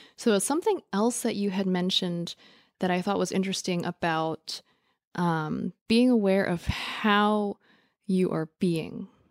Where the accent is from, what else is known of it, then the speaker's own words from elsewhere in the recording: New York City, New York, United States; growing up in New York City, in the Lower East Side